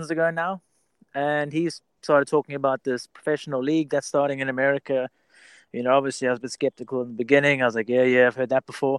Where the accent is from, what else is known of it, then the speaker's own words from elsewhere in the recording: South Africa; moved away as an adult; also born or lived in England; now in United States; my parents are both British. I was schooled back in South Africa